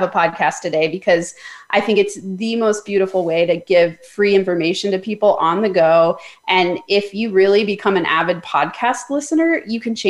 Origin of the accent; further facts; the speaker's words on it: Summit County, Colorado, United States; also born or lived in Denver, Colorado / Boulder, Colorado; I was born in Denver, but I grew up in Summit County. So what everyone knows as Breckenridge, Keystone, Copper Mountain